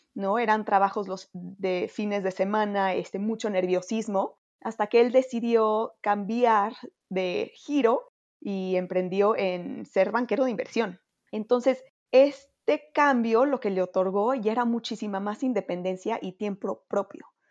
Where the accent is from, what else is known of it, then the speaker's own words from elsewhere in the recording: Mexico; also born or lived in United States; para mí siempre ha sido muy importante tener un impacto en mi país y creo que eso naturalmente me permitió o fue una causa que, me ayudó a regresar a México